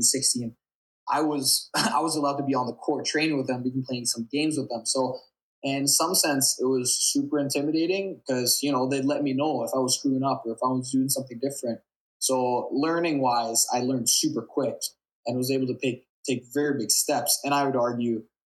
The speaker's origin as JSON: {"language": "English", "town": "Bergen", "region": "Vestland", "country": "Norway", "tie": "born or raised there", "moved": "as an adult", "lives_now": "Canada", "said": "staying in my hometown Bergen and playing for Viking"}